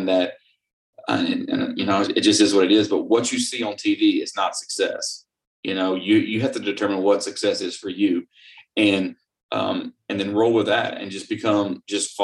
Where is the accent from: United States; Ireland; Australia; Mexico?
United States; Florida; growing up in Florida